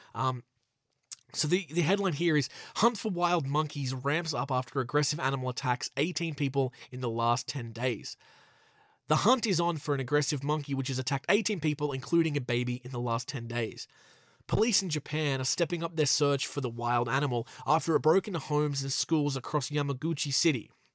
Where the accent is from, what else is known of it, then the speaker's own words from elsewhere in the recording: Australia; my home country of Australia